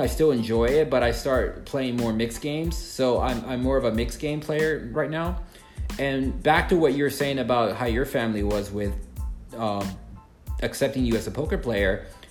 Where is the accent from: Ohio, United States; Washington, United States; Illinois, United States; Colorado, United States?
Illinois, United States; Chicago; now in South Florida, United States; I'm from Chicago and I grew up there